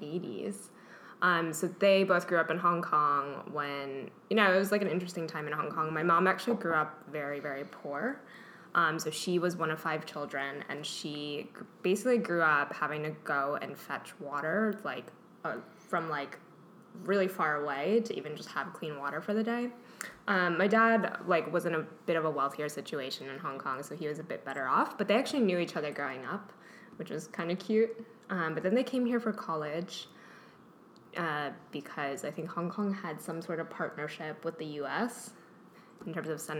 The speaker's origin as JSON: {"language": "English", "town": "Maplewood", "region": "New Jersey", "country": "United States", "tie": "born or raised there", "said": "I grew up in Maplewood, New Jersey"}